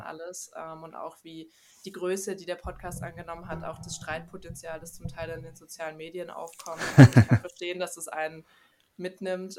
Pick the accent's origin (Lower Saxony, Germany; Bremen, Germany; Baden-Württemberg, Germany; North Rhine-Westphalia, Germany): Baden-Württemberg, Germany; Stuttgart; ich komme aus Stuttgart, ähm, bin hier auch geboren und ausgewachsen